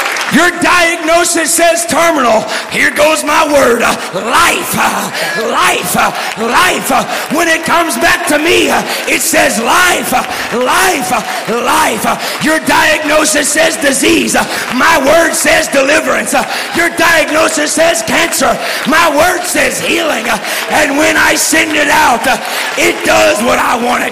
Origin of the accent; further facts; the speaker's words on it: Texas, United States; I'm from Texas, you know. And I'm doing my best just not to talk like this.